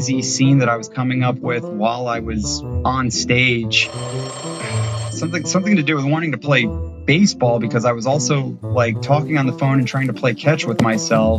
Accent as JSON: {"language": "English", "region": "Ohio", "country": "United States", "tie": "born or raised there", "moved": "yes", "lives_now": "Savannah, United States", "said": "I grew up in the Midwest in Ohio."}